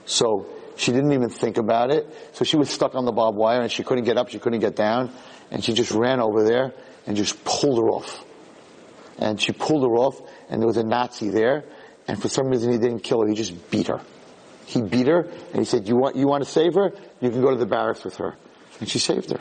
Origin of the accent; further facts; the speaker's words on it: New York City, New York, United States; when I was born in Borough Park